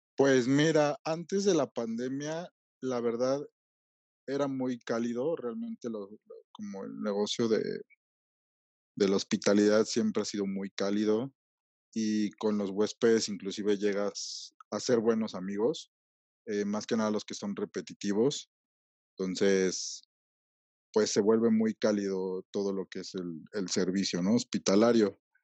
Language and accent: Spanish; Mexico